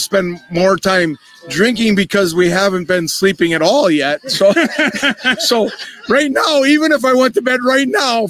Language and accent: English; Wisconsin, United States; Surrey, Wisconsin, the biggest state or biggest city in O'Connell County.